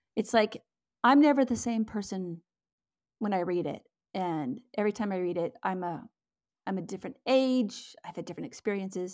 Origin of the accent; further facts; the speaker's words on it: West Coast, United States; now in Minnesota, United States; I'm actually from the West Coast.